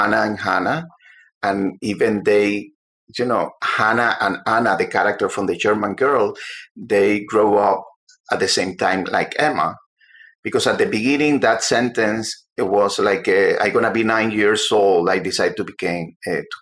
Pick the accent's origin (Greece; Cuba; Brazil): Cuba; moved away as an adult; also born or lived in Havana, Cuba; now in United States; I was working at the Herald when I came from Cuba in 1991